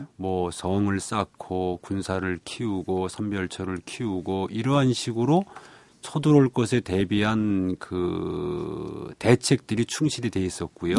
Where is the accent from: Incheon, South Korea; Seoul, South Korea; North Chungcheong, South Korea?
Incheon, South Korea; Ganghwa; 저는 강화에서 태어났고 자랐고 또 지금 살고 있습니다